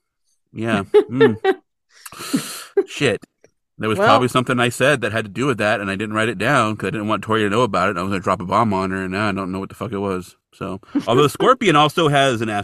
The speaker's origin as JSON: {"language": "English", "town": "Hanford", "region": "California", "country": "United States", "tie": "born or raised there", "said": "Hanford, California. I was born in what was at the time the hospital"}